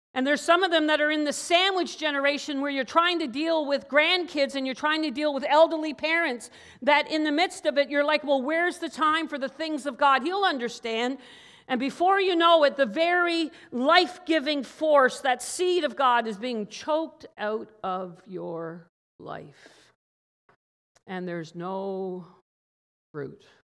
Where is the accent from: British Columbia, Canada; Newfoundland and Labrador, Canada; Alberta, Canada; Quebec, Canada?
Newfoundland and Labrador, Canada; growing up as a child in Newfoundland.